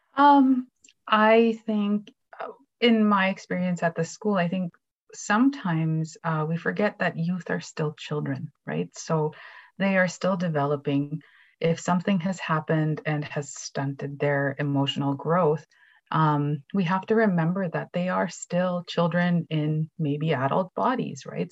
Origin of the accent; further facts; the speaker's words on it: Canada; moved away; also born or lived in Treaty 2 territory; I am a Cree educator from Treaty 5 territory, currently living and working in Treaty 2